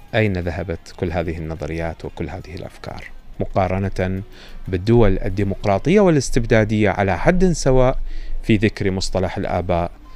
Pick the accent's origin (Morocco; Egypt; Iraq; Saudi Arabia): Iraq; إحنا دائما عندنا في العراق